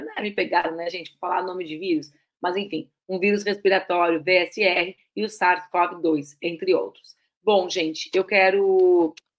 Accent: Rio Grande do Sul, Brazil; eu cresci no Rio Grande do Sul, um estado de fronteira com a Argentina

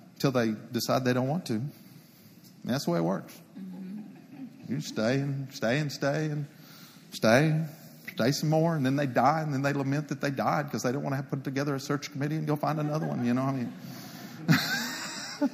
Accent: Palo Pinto County, Texas, United States; Palapinta County Precinct 2, it's my hometown. It's my people. It's where I was raised

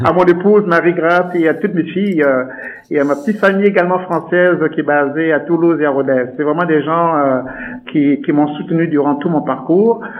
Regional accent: Douala, Littoral, Cameroon; moved away as an adult; now in Canada; je suis né au Cameroun, donc je suis né là-bas, je suis né à Douala exactement. Euh, plus exactement dans un quartier qu'on appelle Nuidaido

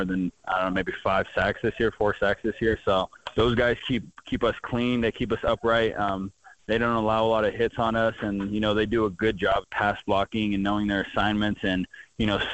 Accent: Fresno, California, United States; moved away as an adult; now in Bozeman, United States; my home state

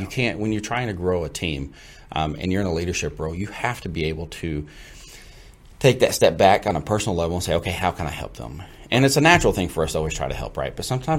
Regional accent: Fort Worth, Texas, United States; also born or lived in Gainesville, Texas; now in McKinney, United States; Originally from the Fort Worth side of town, born and raised there. Also went to school in Gainesville, which is north of Fort Worth

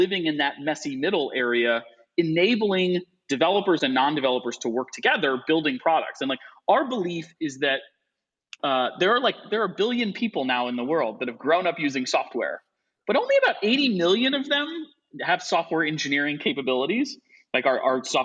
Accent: Midwest, United States; moved away as an adult; now in Chicago, United States; I'm from the Midwest, and we came back to the Midwest

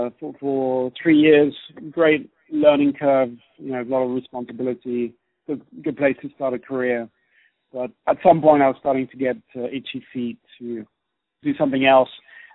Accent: Switzerland; accent: British; also born or lived in Germany / United Kingdom; now in China; but actually originally I'm from Switzerland and Germany.

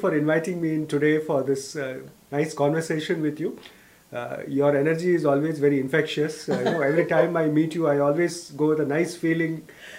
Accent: Tamil Nadu, India; first language Tamil; English is a second language; moved away as an adult; also born or lived in Kerala / Karnataka / Panama; now in Toronto, Canada; In the south of India, like, you know, I'm from Tamil Nadu

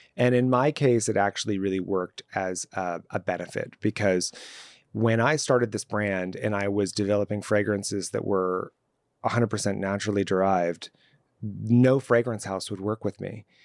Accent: Los Angeles, California, United States; I grew up in Southern California, specifically in Los Angeles and even more specifically in the Valley

